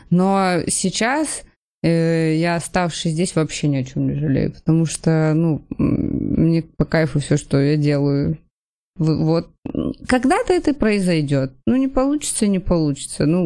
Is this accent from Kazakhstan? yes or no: no; Kamchatka Krai, Russia; И да, я с Камчатки такой... до Анкориджа